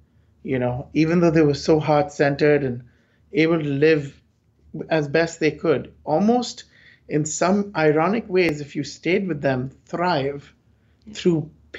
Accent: India; Because I came from India, so I was like, fine, I didn't have to ask for stay.

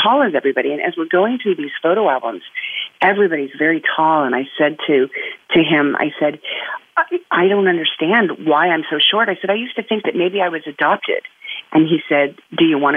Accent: California, United States; I was actually born and raised right here in California

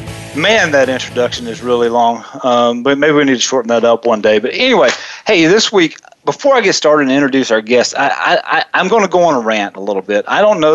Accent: Southeast, United States; I grew up in the Southeast, and those of you that are 43, which is I am today

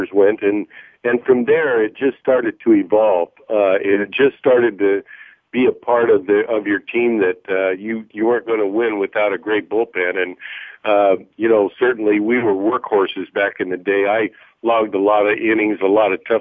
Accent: Colorado Springs, Colorado, United States; I grew up out in Colorado, a great Yankee fan

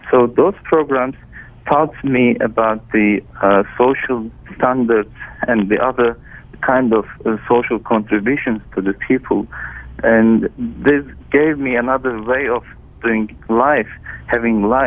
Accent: Turkey; I grew up in Turkey, and I had all my education in Turkey.

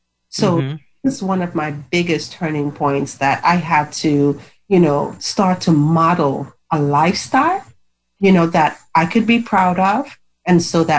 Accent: U.S. Virgin Islands; now in Maryland, United States; I'm from the Virgin Islands, but I actually live in Maryland. And I'm in the Virgin Islands right now.

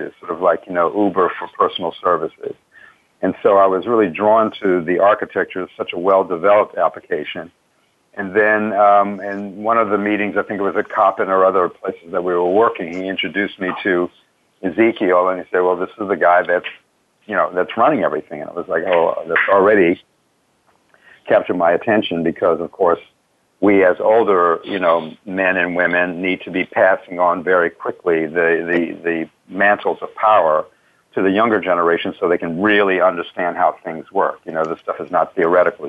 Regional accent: Washington, District of Columbia, United States; now in Baltimore, United States; I grew up in Washington D.C. and never used to come to Baltimore

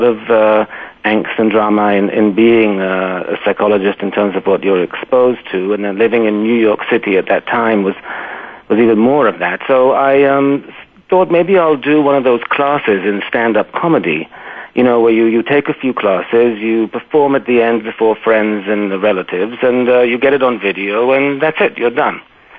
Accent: London, United Kingdom; born there; accent: British; I was born in London, actually, and raised all over the place. But yeah, so this is the remnants of the accent.

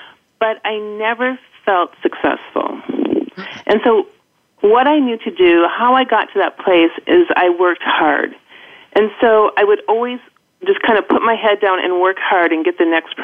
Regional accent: Minnesota, United States; accent: Midwest; moved away as an adult; also born or lived in Los Angeles; I grew up and went to college in Minnesota

